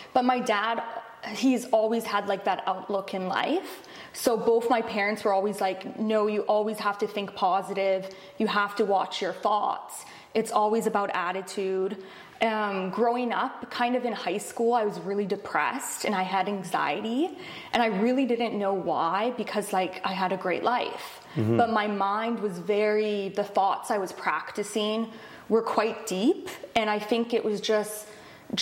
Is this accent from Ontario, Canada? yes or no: no; Vancouver, British Columbia, Canada; I grew up in Vancouver, BC.